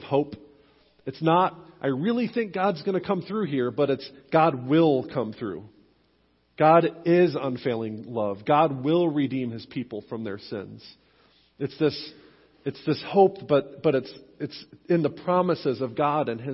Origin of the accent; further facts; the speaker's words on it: Western New York, United States; moved away; growing up in Western New York, I'm a lifelong Buffalo Bills fan